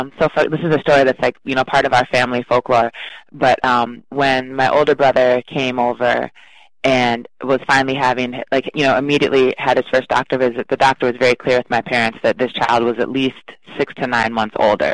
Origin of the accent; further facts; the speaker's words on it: Chicago, Illinois, United States; born there; So I was born in Chicago and immediately placed into foster care because my birth mom knew that she wasn't going to keep me.